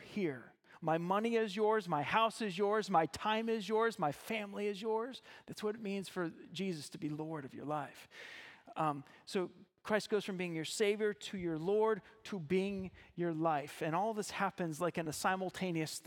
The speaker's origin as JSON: {"language": "English", "region": "Ohio", "country": "United States", "moved": "as an adult", "lives_now": "Zeeland, Michigan, United States", "said": "I'm originally from Ohio"}